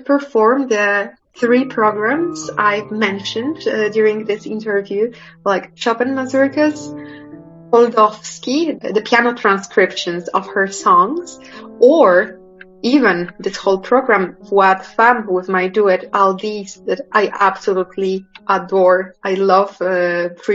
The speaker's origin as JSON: {"language": "English", "country": "Poland", "tie": "born or raised there", "also_born_or_lived": "Manchester / Geneva", "second_language": "English", "moved": "as an adult"}